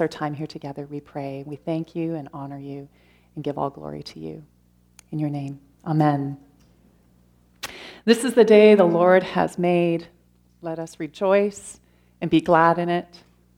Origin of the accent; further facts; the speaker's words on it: London, Ontario, Canada; I grew up in London, Ontario, without a faith